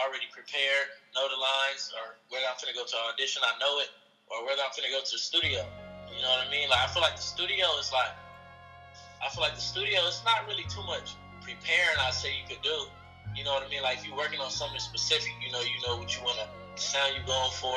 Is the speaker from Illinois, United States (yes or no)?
no; Los Angeles, California, United States; I'm from West LA, to be exact, Mid-City